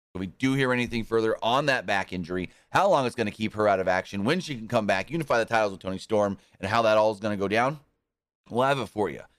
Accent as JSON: {"language": "English", "country": "United States", "tie": "born or raised there"}